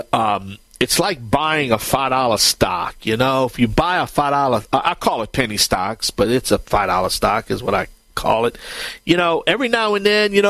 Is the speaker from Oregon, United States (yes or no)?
no; Cajun, the Bayou Land, Louisiana, United States; I'm the Cajun Man from the Bayou Land